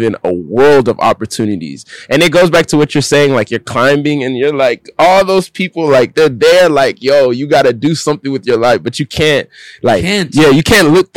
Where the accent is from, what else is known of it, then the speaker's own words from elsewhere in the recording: Dallas, Texas, United States; moved away; also born or lived in Harare, Zimbabwe; But I grew up in Dallas, Texas